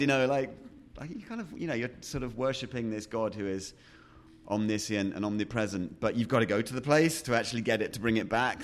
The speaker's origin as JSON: {"language": "English", "region": "Yorkshire and the Humber", "country": "United Kingdom", "tie": "born or raised there", "also_born_or_lived": "Sheffield", "said": "I was born in Sheffield, which is a industrial town, or was at the time, up in the middle of England. Um, and then we moved fairly quickly, um, out to a little mining village, um, out in Yorkshire"}